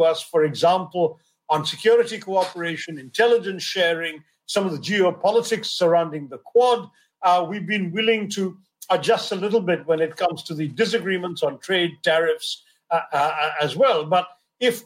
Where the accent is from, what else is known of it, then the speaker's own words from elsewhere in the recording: India; as an Indian citizen and an Indian politician